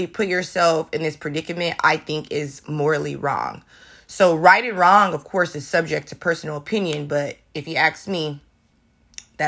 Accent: the Bay Area, California, United States; now in Portland, United States; I'm from California, the Bay Area, where, you know, everybody's walking around smoking weed.

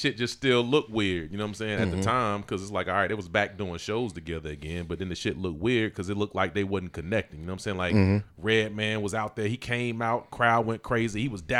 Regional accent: the South, United States; I'm from the South.

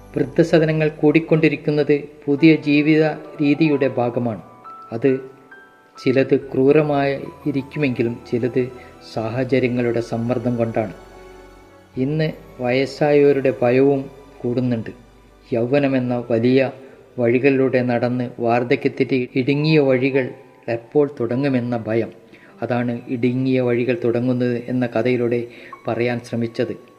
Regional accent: Koyilandy, Kerala, India; moved away as an adult; also born or lived in Bangalore; now in Palakkad, India; കൊയിലാണ്ടി പന്തലാനിയിൽ ജനിച്ച് ഇരുപത്തൊന്ന് വർഷം കഴിഞ്ഞ ശേഷം നാൽപ്പത് വർഷം ബാംഗ്ലൂർ ഡി ആർ ഡി ഒയിൽ ജോലി ചെയ്ത് പിരിഞ്ഞു ഇപ്പോൾ പാലക്കാട് ചന്ദ്രനഗറിൽ താമസിക്കുന്നു

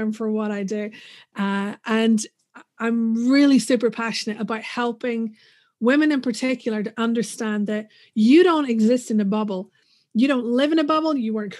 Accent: Northern Ireland, United Kingdom; moved away as an adult; also born or lived in United States; let's get the accent out of the way first. I'm from Northern Ireland, but I did live in the States for a few years where I did grad school.

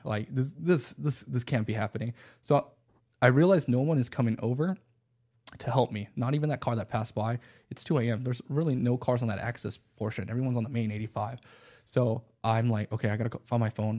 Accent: Buford, Georgia, United States; also born or lived in Los Angeles, California; Growing up in Beaufort, Georgia, not many options.

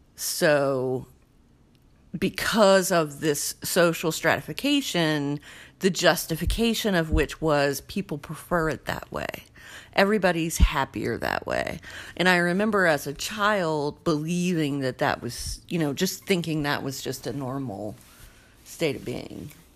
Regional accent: the South, United States; I grew up in the South

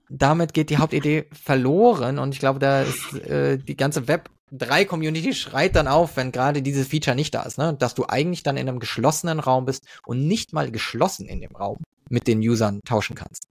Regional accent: Frankfurt, Hesse, Germany; moved away; ich bin Frankfurter eigentlich ursprünglich

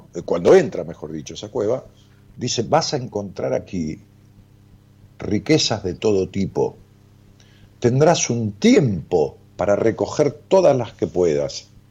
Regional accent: Ramos Mejía, Buenos Aires Province, Argentina; Yo nací en Ramos Mejía

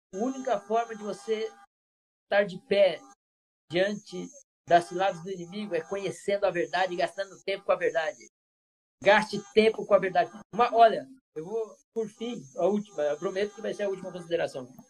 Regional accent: Bauru, São Paulo, Brazil; moved away; Lá em Bauru, interior do estado de São Paulo, de onde eu, eu me criei a maior parte do tempo

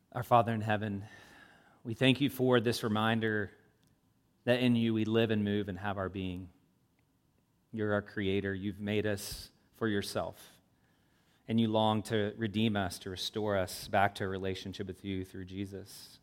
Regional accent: Louisville, Kentucky, United States; moved away as an adult; also born or lived in South Florida; now in Indianapolis, United States; I, I, I grew up in Louisville, south of Ohio

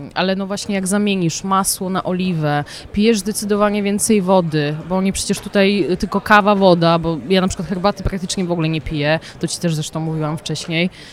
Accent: Poznań, Greater Poland, Poland; moved away as an adult; now in Milan, Italy; Ja jestem poznanianka

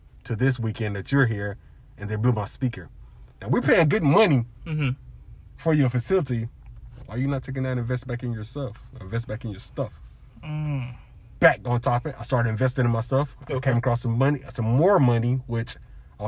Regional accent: South Carolina, United States; Born and raised in South Carolina

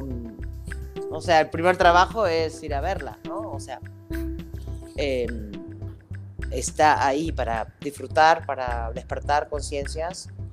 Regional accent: Argentina; moved away as an adult; now in Mexico; como buena argentina que soy

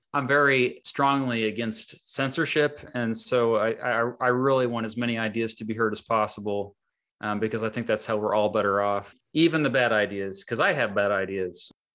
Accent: Kansas, United States; my home state of Kansas

